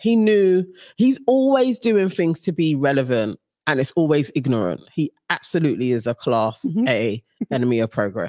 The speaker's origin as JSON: {"language": "English", "country": "United Kingdom", "tie": "born or raised there", "said": "we're not holding it up as British borns."}